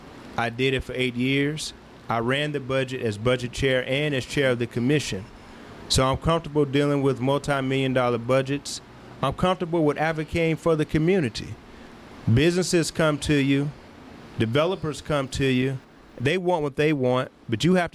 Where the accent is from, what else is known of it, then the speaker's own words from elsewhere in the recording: Memphis, Tennessee, United States; born and raised in Whitehaven.